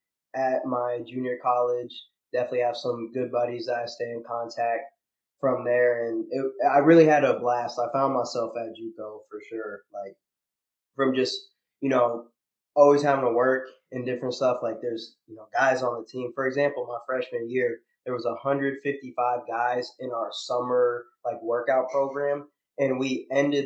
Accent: Iowa City, Iowa, United States; moved away as an adult; now in Houston, United States; I'm from Iowa City, Iowa originally.

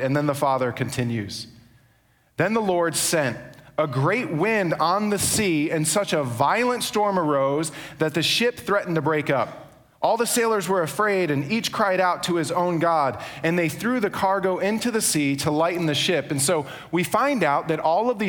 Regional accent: New York, United States; now in Charlotte, United States; I'm from New York

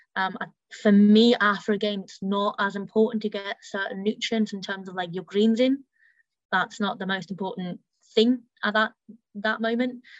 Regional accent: Germany; now in Leicester, United Kingdom; I grew up in Germany

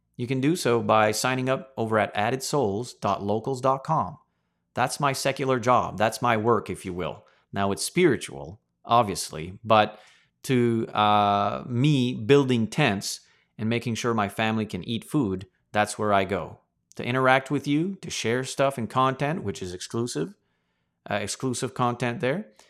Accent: Canada; As a Canadian citizen

